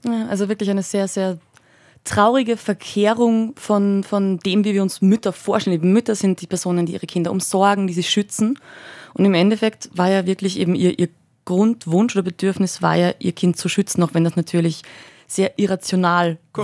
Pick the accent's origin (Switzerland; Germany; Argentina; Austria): Austria; Upper Austria; als Oberösterreicherin